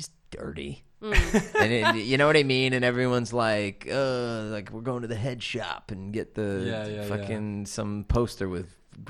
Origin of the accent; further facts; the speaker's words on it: San Diego, California, United States; moved away; It bugged me when I first moved here because I'm from San Diego and we have places like that.